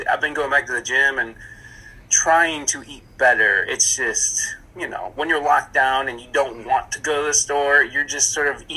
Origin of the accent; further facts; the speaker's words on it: Ohio, United States; moved away as an adult; also born or lived in California; I came from Ohio, went to California, and I came back